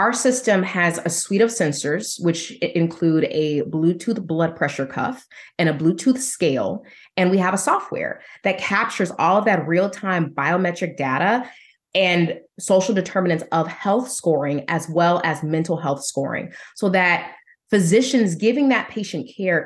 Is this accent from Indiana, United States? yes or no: yes; Indiana, United States; also born or lived in Denver; my husband and I relocated from Denver to our home state of Indiana